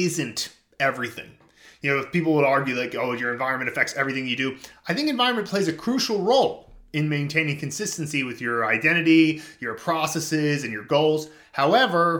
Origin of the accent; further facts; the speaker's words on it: suburbs of Philadelphia, Pennsylvania, United States; moved away; I went back to my hometown in the suburbs of Philadelphia